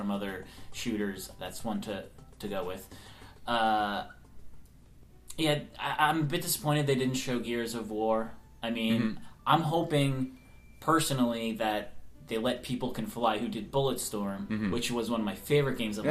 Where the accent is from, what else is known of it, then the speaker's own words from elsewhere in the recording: New York, United States; moved away; I'm from New York